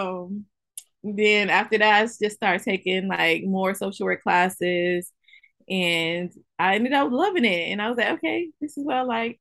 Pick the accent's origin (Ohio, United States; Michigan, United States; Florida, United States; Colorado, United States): Michigan, United States; Albion; moved away as an adult; also born or lived in Ypsilanti, Michigan; Originally, I'm from Albion, Michigan. I was born and raised in Albion, Michigan